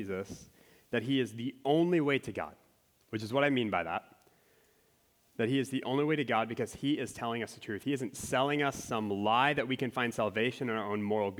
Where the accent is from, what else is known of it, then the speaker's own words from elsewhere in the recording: Minnesota, United States; I'm from Minnesota